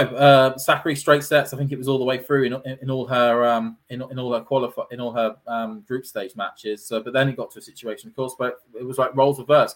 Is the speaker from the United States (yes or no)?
no; United Kingdom; being a Brit myself